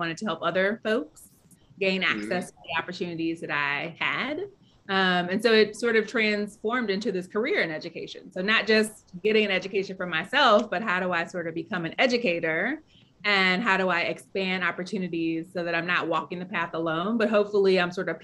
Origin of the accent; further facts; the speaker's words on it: St. Louis, Missouri, United States; moved away as an adult; also born or lived in New Orleans; when I was growing up in St. Louis, the north side of the city is where folks who don't have resources live, and that's where I grew up